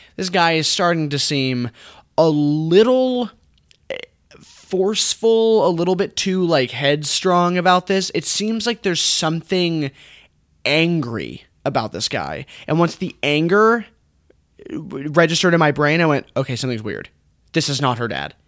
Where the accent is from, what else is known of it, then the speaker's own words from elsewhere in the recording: United States; an English-speaking American man